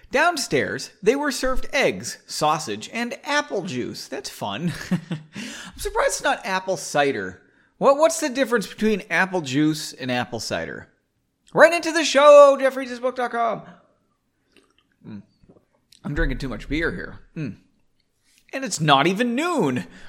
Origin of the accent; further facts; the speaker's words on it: United States; I'm American